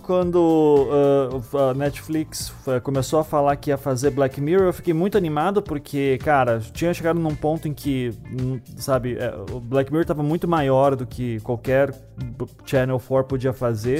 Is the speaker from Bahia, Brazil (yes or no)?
no; Paraná, Brazil; eu sou aqui do Paraná, eu tinha 8 anos de idade ali em 92